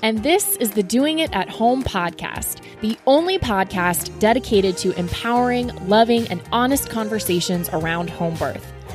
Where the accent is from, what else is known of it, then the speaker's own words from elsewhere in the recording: Weston, Florida, United States; my hometown of Weston, Florida